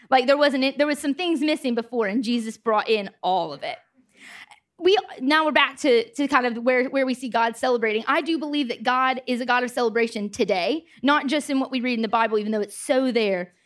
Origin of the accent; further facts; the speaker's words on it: United States; moved away as an adult; also born or lived in Nottingham, United Kingdom; I'm from America.